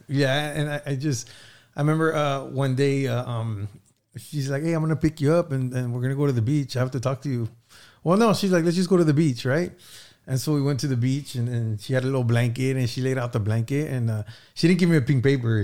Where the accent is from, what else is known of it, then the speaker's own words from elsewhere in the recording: Santa Barbara, California, United States; I grew up in Santa Barbara, so we always knew each other since we were kids